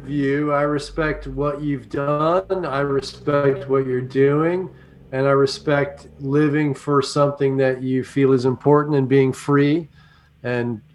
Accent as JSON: {"language": "English", "region": "California", "country": "United States", "said": "I'm from California"}